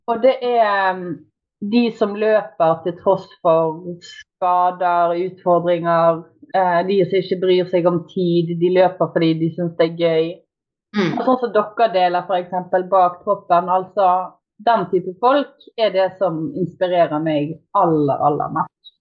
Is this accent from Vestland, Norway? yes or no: yes; Bergen, Vestland, Norway; accent: Bergen; moved away; bergenser. Født og oppvokst i Bergen, men eh, egentlig bodd litt eh, overalt.